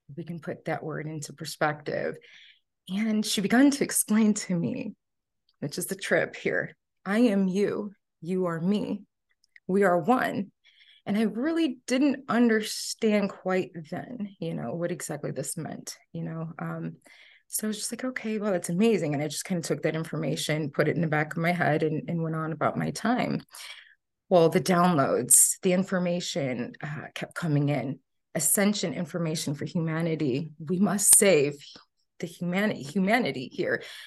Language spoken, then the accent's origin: English; outskirts of Chicago, Northwest Indiana, United States; I grew up in Northwest Indiana, outskirts of Chicago